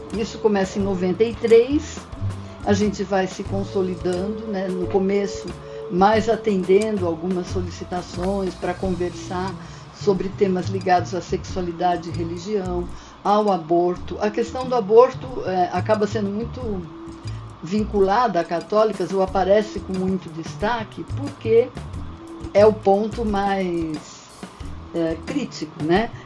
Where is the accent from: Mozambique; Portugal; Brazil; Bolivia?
Brazil; São Paulo; eu sou daqui de São Paulo, estou em São Paulo